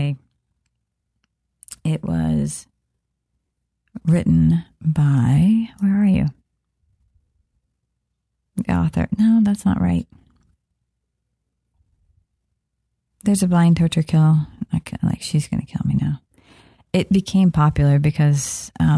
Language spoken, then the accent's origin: English; Kansas, United States; Growing up in Kansas, I'm being small town